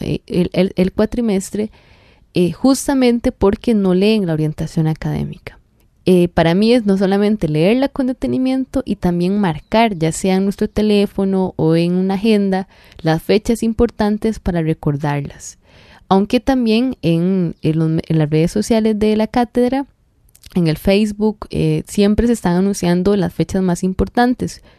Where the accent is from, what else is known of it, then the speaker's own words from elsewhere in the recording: Costa Rica; nosotros como costarricenses